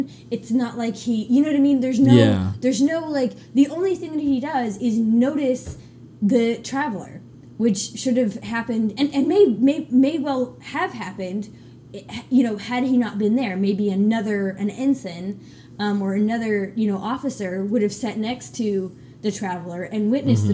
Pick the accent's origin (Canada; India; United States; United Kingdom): United States; as American